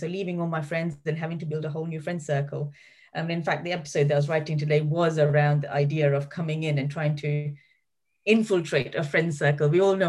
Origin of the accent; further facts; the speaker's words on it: London, United Kingdom; born there; So my brother was born in Germany, my older sister's born in Libya, I was born in London, and my younger sister in Kenya.